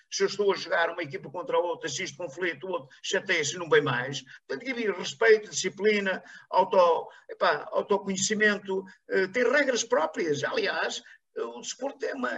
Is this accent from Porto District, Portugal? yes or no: yes; Paços de Ferreira, Porto District, Portugal; aqui na minha terra, aqui em Pasto Ferreira